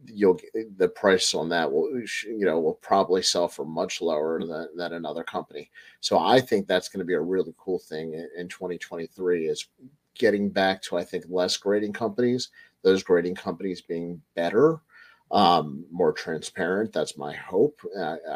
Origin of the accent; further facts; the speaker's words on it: Baltimore, Maryland, United States; I'm from Baltimore